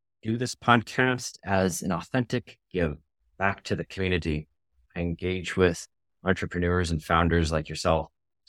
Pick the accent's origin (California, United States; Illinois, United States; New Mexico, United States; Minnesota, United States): Minnesota, United States; I grew up in Minnesota.